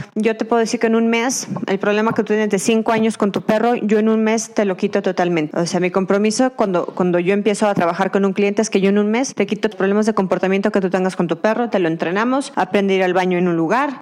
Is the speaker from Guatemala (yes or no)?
no; Durango, Mexico; moved away as an adult; also born or lived in Mazatlán / Mexico City; yo me salí de Durango, me fui a estudiar fuera desde, bueno, digo que me fui a Mazatlán a estudiar mi carrera